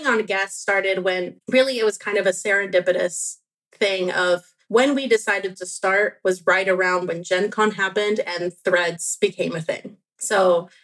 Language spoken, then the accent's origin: English; Venezuela; I was born in Venezuela